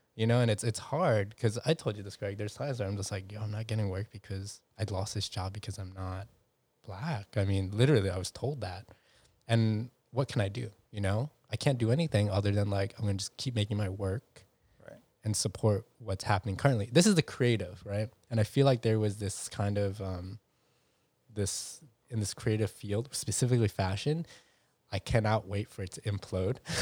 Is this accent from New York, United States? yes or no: yes; New York City, New York, United States; me growing up in New York City